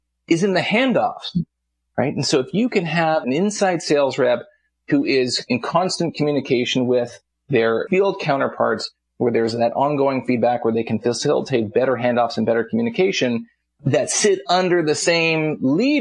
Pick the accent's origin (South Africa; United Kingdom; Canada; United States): Canada; I'm Canadian